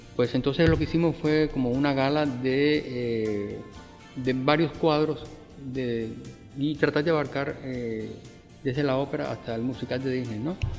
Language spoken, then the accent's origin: Spanish; Cuba; moved away as an adult; now in Mexico; vengo de, la mayor de las Antillas. Mm. O sea, vengo de Cuba